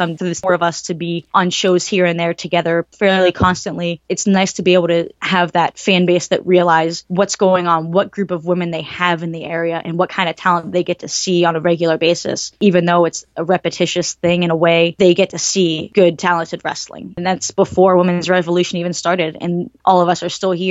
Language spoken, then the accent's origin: English; Ohio, United States; I am from Ohio as well